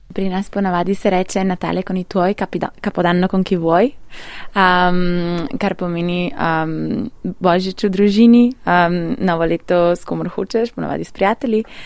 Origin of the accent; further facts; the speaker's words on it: Białowieża Forest, eastern Poland, Podlaskie Voivodeship, Poland; Slovenian is a second language; moved away; prihajam iz Beloverskega pragozda iz vzhoda Poljske